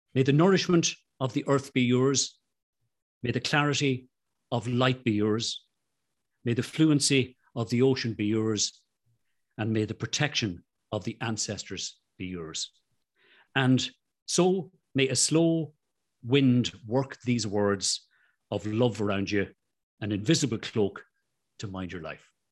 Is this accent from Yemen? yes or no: no; Ireland; I'm Irish